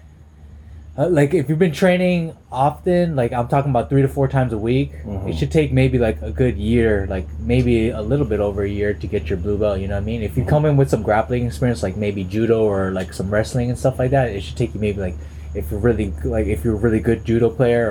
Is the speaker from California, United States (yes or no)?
yes; Los Angeles, California, United States; I grew up freaking, you know